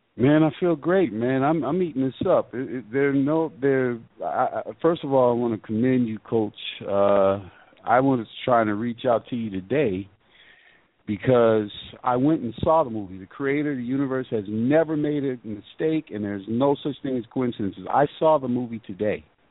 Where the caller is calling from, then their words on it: Georgia, United States; I'm calling from Georgia.